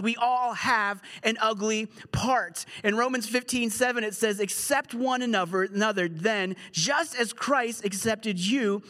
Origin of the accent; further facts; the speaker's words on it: United Kingdom; I'm British